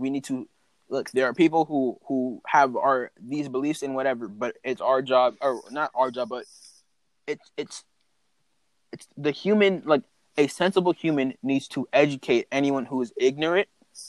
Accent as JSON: {"language": "English", "region": "North Carolina", "country": "United States", "said": "I am from North Carolina. That's where I'm from."}